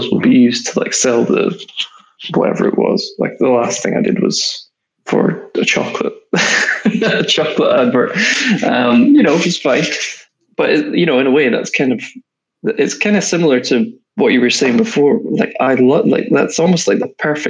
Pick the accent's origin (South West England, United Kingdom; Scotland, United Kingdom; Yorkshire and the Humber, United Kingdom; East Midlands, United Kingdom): Scotland, United Kingdom; accent: Scottish; moved away as an adult; now in London, United Kingdom; I went back up to Scotland. I'm from Scotland.